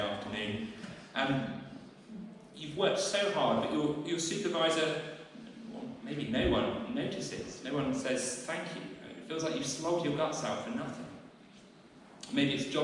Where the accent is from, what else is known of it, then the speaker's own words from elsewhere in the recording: Southampton, South East England, United Kingdom; now in Winchester, United Kingdom; I grew up in Southampton. That used to be my home.